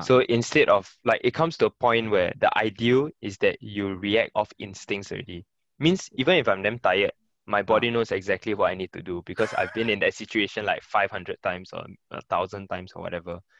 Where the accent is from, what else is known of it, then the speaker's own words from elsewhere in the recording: Singapore; also born or lived in Germany; Singapore is already my home for the longest time